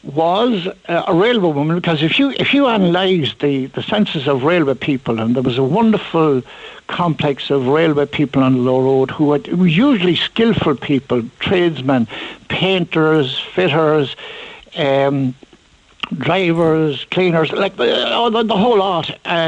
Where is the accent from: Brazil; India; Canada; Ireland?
Ireland; Limerick, Munster; born there; When I was two, we moved there. I was born in Dominic Street. I was born at home.